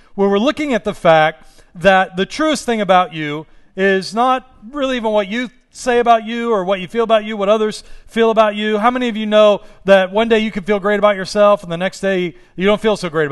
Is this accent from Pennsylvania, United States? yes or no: yes; Pittsburgh, Pennsylvania, United States; now in Los Angeles, United States; I'm from Pittsburgh